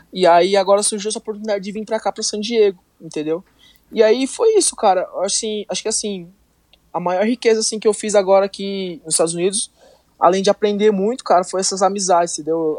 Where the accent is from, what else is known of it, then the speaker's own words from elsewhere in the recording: Miracatu, São Paulo, Brazil; first language Portuguese; moved away as an adult; now in United States; eu sou do interior de São Paulo, é, para ser mais específico, no Vale do Ribeira, numa cidade chamada Miracatu